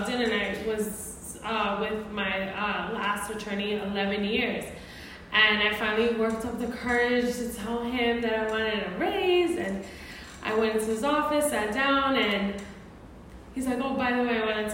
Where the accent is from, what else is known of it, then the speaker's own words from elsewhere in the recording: New York City, New York, United States; moved away as an adult; now in Phoenix, United States; I am actually a native New Yorker, so I'm from Brooklyn, and I currently live in Phoenix. I've been there for about 20 years